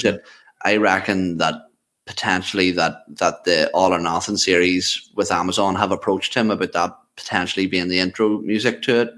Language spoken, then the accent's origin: English; Ireland; I, am Irish.